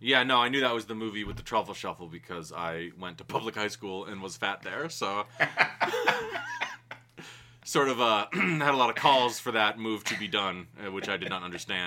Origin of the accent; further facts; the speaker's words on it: United States; I'm an American